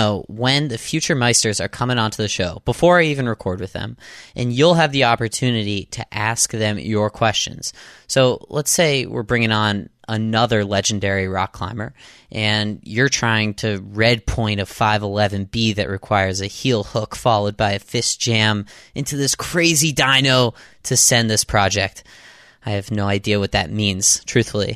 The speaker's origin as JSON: {"language": "English", "town": "Boston", "region": "Massachusetts", "country": "United States", "said": "I'm from Boston. That's where I record this out of."}